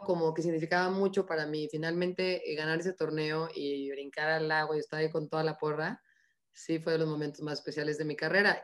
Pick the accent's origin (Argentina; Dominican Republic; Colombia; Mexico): Mexico; como somos los mexicanos